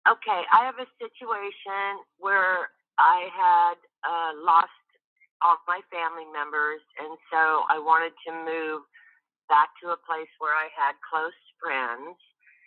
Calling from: Georgia, United States; calling from Georgia.

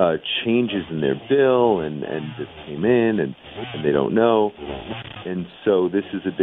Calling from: New Mexico, United States; I'm coming from New Mexico, northern New Mexico, house.

